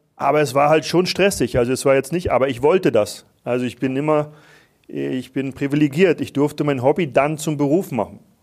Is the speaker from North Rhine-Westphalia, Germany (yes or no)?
no; Wismar, Mecklenburg-Vorpommern, Germany; now in Vienna, Austria; ich weiß, wo ich herkomme, ich komme aus, aus Mecklenburg